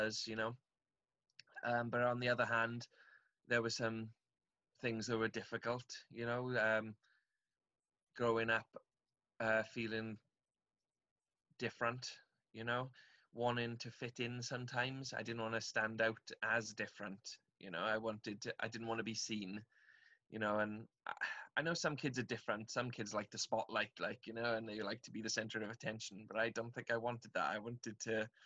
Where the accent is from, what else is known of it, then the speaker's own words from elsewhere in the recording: Aberdare, Wales, United Kingdom; I'm from South Wales in the UK, from a little town called Aberdare. I had a really nice childhood, actually